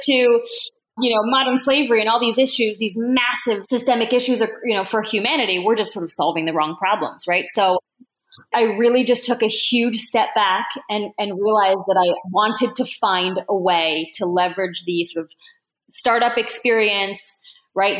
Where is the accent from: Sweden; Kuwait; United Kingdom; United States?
United States; Newark, Delaware; also born or lived in Bordeaux / Toulouse; I grew up in Newark, Delaware, which is a college town.